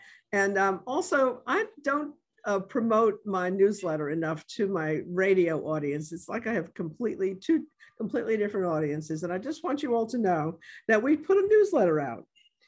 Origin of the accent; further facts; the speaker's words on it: New York City, New York, United States; moved away as an adult; now in New Orleans, United States; I'm coming from New York City, right? This is early 70s. I've been here for enough years to maybe be called a New Orleanian